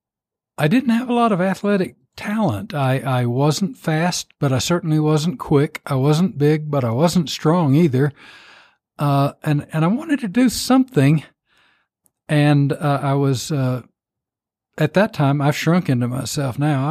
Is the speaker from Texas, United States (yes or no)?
yes; Post, Texas, United States; I got a job in the cotton mill in my hometown, Post Texas